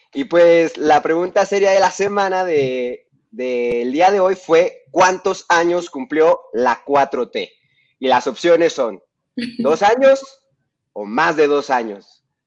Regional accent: Mexico; de nuestro país es muy devoto de las lupitas, este, somos muy devotos de la Virgen de Guadalupe

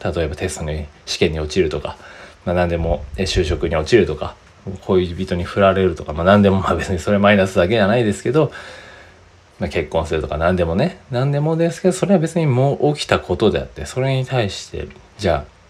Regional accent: Japan; 僕ら日本人は

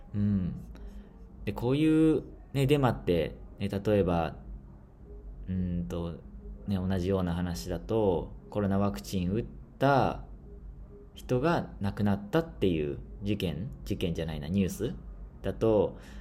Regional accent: Shizuoka, Japan; moved away as an adult; also born or lived in Papua New Guinea; now in Tanzania; 僕の出身の静岡市

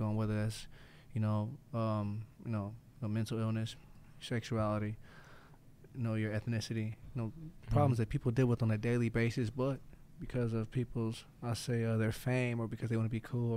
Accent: Indianapolis, Indiana, United States; moved away; also born or lived in Las Vegas; I grew up in Indianapolis, Indiana

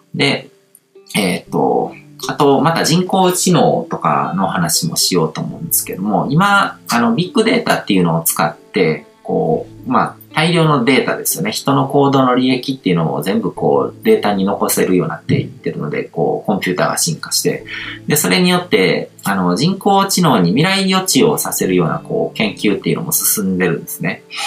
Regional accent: Japan; 僕はこう、日本で生まれ育って

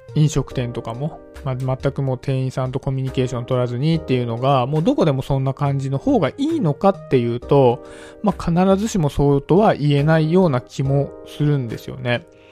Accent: suburbs of Tokyo, Japan; 僕はね、東京の郊外のちょっと、東京の中でも田舎の方のね、出身なんですけど

